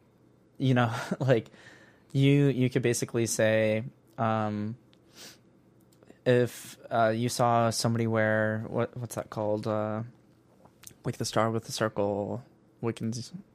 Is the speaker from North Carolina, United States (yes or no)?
no; Northwest Indiana, United States; I'm from Northwest Indiana